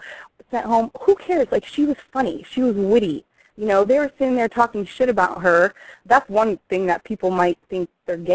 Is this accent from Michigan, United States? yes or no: yes; Detroit, Michigan, United States; also born or lived in Arizona; now in Las Vegas, United States; I'm originally from Detroit, and then I moved to Arizona and went to school there, and then came to Vegas and finished college up here, and just stayed.